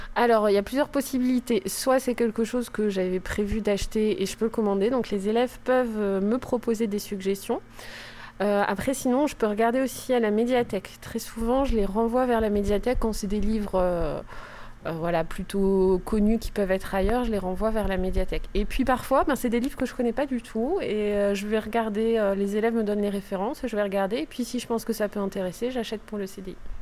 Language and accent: French; the North, France; moved away as an adult; je suis arrivée dans une ville que je ne connaissais pas, puisque moi je viens du Nord